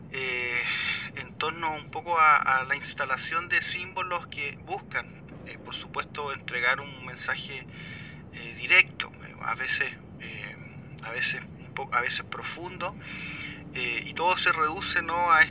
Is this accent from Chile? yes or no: yes; Chile; moved away; mi primera infancia fue en reducciones mapuche.